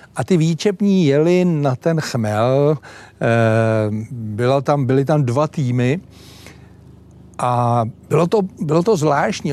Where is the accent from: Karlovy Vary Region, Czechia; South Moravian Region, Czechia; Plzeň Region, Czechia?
Plzeň Region, Czechia; Plzeň; u nás v Plzni